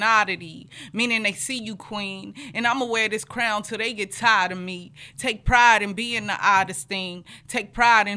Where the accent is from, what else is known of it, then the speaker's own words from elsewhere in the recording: Los Angeles, California, United States; also born or lived in Inglewood, California; I come from the district, Crenshaw District